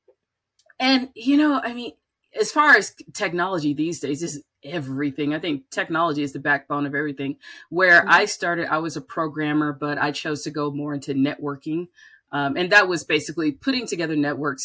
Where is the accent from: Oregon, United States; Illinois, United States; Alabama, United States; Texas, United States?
Alabama, United States; Birmingham; moved away as an adult; also born or lived in Atlanta; I grew up in Birmingham